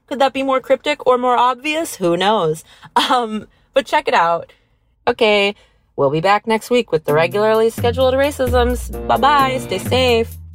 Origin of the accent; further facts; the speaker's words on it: Vacaville, California, United States; I grew up in Vacaville, California.